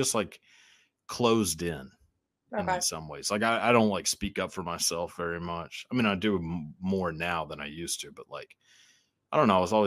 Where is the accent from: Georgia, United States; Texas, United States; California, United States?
Texas, United States; accent: Southern; growing up in Texas around like Southern accents, which I think I have a little bit of one, but not like too much